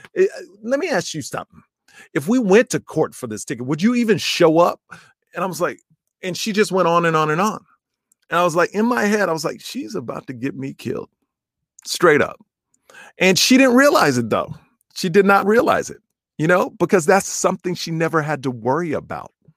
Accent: United States; I'm an American

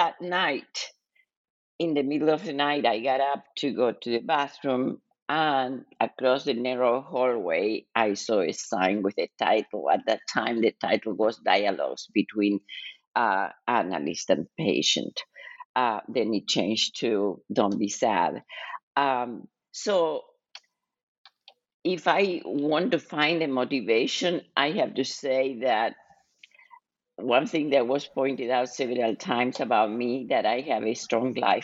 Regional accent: Buenos Aires, Argentina; moved away as an adult; also born or lived in Kansas City; now in United States; I was born and raised in Argentina

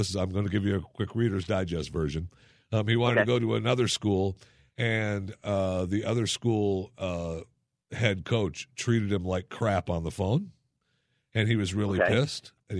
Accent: Michigan, United States; And secondly, I grew up in Michigan, as a child, forced to listen to the University of Michigan, be a fan.

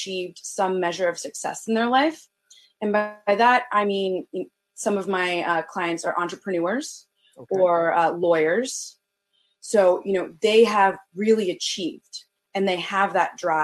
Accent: Northern Virginia, United States; moved away as an adult; now in Baltimore, United States; I'm originally from Northern Virginia, but I came up to Baltimore for college

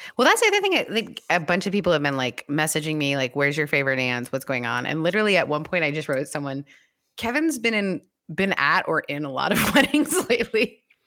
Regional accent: Canada; moved away; it's been legal in our country

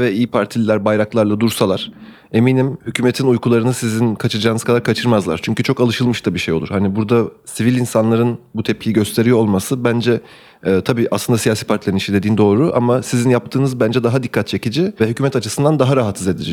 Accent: Turkey; benim de doğduğum ve büyüdüğüm ülkede

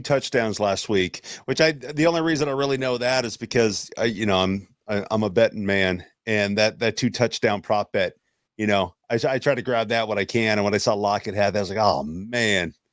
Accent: Seattle, Washington, United States; I grew up in Seattle.

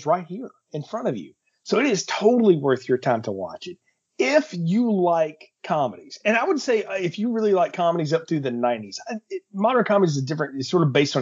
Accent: Alabama, United States; I'm from Alabama

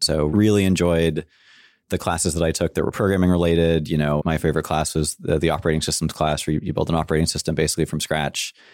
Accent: San Francisco, California, United States; I grew up in San Francisco in cool. the city, which makes me a rare breed, I'm told

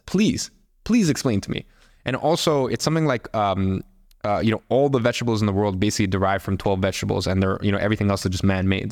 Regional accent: Russia; I'm from Russia

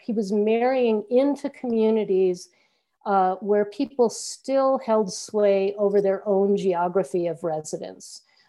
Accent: Wisconsin, United States; I grew up in Wisconsin, not in the West at all, or maybe an earlier West.

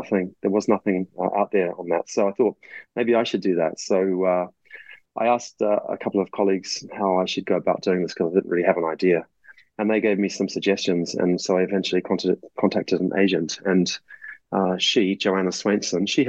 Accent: New Zealand; moved away; my home country of New Zealand

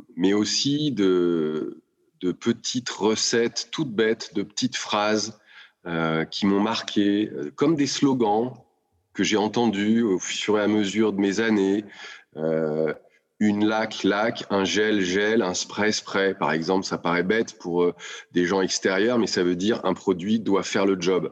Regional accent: Lyon, Auvergne-Rhône-Alpes, France; moved away as an adult; rentrer à Lyon, puisque je suis lyonnais, avec ma femme et mes enfants pour nous rapprocher euh, de la famille

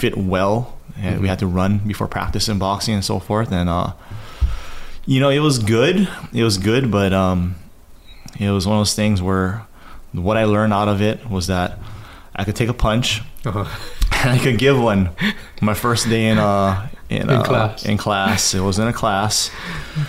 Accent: Maui, Hawaii, United States; also born or lived in Makakilo, Oahu; I grew up on Maui. I was born here, lived in Makakila for a little bit with my grandparents. And then I moved over to Maui with my parents. And yeah, so I consider myself a Maui boy.

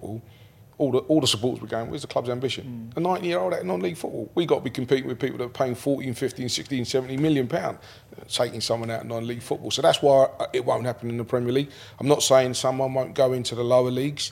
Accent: London, United Kingdom; I lived in Ladbrokes for most of my life. And in fact, for the majority of my life, grew up on a Lancaster West estate, which is where the Grenfell fire was.

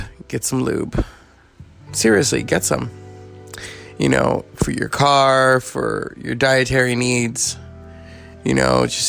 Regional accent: United States; I love being an American, but I'm Hispanic. I'm a person of color.

